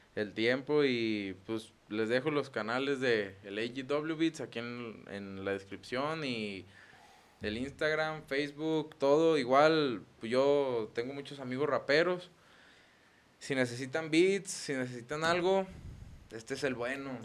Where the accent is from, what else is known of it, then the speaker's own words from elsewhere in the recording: Los Reyes, Mexico; allá de donde somos, de, pues de los Reyes